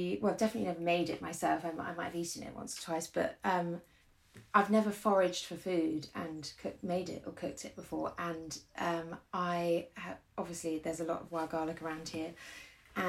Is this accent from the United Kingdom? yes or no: yes; London, United Kingdom; moved away as an adult; now in Frome, United Kingdom; my whole life I grew up in London